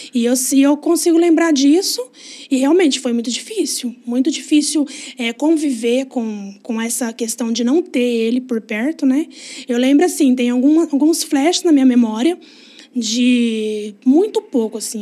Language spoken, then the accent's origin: Portuguese; Ribeirão Preto, São Paulo, Brazil; also born or lived in Bebedouro; eu morei até onde eu me lembro sempre em Ribeirão